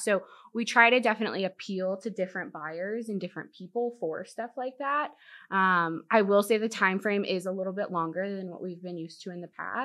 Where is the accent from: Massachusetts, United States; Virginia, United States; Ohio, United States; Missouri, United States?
Virginia, United States; Virginia Beach; also born or lived in Dallas, Texas; now in Corpus Christi, United States; I was born in Dallas, but I grew up in Virginia, Virginia Beach